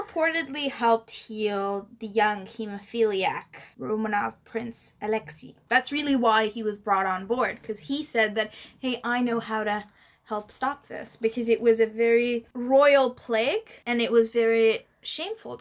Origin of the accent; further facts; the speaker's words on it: India; I'm Indian